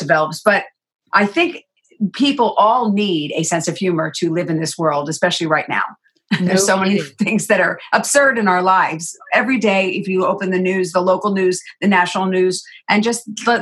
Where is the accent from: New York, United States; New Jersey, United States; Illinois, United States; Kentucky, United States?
New York, United States; New York City; I was born on the East Coast in New York